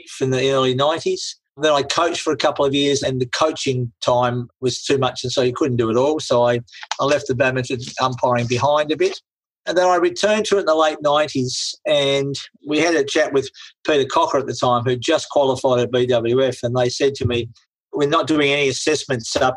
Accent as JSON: {"language": "English", "region": "Tasmania", "country": "Australia", "said": "I come from Tasmania"}